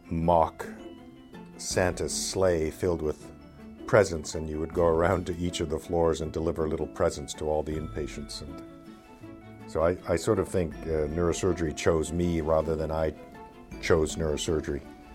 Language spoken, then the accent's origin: English; Montreal, Quebec, Canada; moved away as an adult; now in United States; I was born in Montreal, so I'm a Canadian.